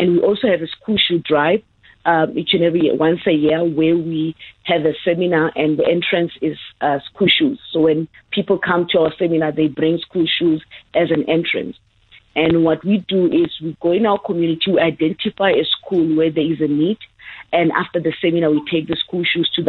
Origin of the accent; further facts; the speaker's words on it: Hammanskraal, Gauteng, South Africa; Born and raised in the dusty past of Ramotse in Hammanskraal. Yes, I was raised in Hammanskraal in a very rural area